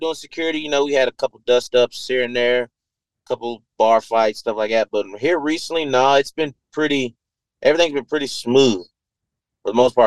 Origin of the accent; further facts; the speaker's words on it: Georgia, United States; where I live at in my hometown, they filmed The Walking Dead out here